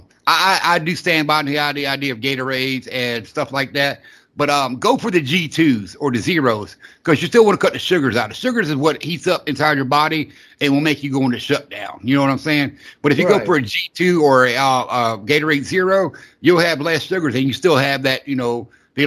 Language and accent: English; the South, United States; I grew up in the South